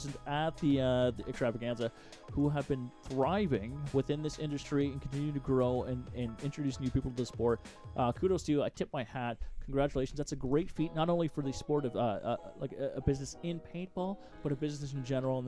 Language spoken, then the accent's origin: English; Canada; as a Canadian